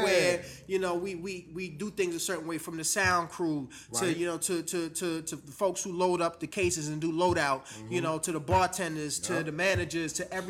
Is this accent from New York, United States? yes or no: yes; New York, United States; now in Washington, United States; I'm a transplant to the D.C. area. I'm originally from New York.